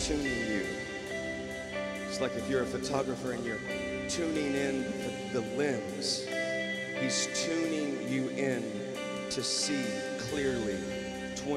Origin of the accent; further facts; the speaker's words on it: the South, United States; I'm from the South